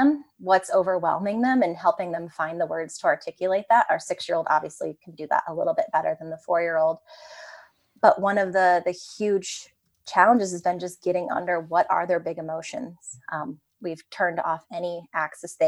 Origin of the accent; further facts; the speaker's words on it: Ohio, United States; moved away; also born or lived in New York City; we grew up in the suburbs. We grew up in Ohio